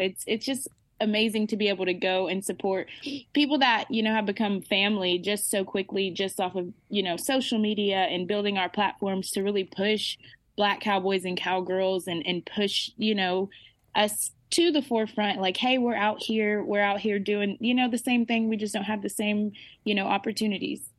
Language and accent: English; Arkansas, United States; I'm from Arkansas.